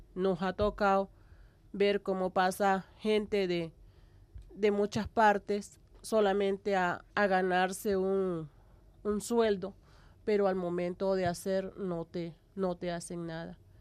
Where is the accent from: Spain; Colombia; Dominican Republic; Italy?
Colombia; Cesar; now in La Guajira, Colombia; yo soy del Cesar. Yo soy de, un pueblo que queda al pie o en las estribaciones de la Sierra Nevada de Santa Marta